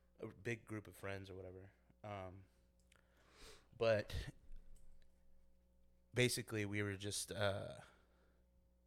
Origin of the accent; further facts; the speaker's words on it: San Antonio, Texas, United States; also born or lived in Clovis, New Mexico / Japan; San Antonio, my hometown